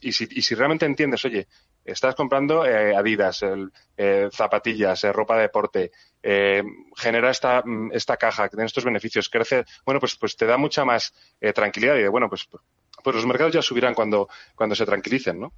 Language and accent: Spanish; Spain; somos españoles, sino que también somos, somos europeos